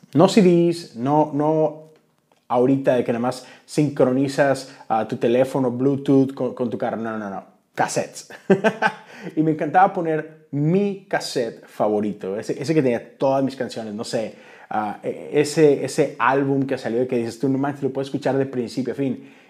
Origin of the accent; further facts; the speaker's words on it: Monterrey, Nuevo León, Mexico; Yo soy de Monterrey